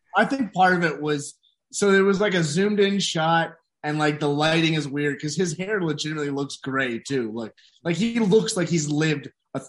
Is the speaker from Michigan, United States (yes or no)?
yes; Michigan, United States; We're all from Michigan.